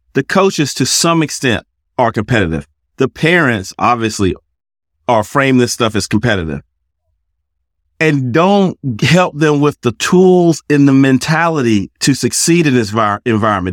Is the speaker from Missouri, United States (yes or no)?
no; South Carolina, United States; moved away as an adult; also born or lived in England; now in Cary, United States; I'm originally from South Carolina, but now I live in Cary, North Carolina